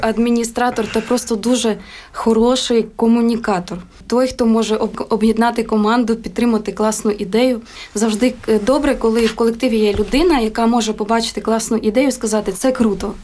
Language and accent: Ukrainian; Kovel, Volyn Oblast, Ukraine; Моє дитинство це якраз такі великий народний волинський хор. І це просто гуляння е, на вулиці, ряжені. Батьки працювали у місті Ковель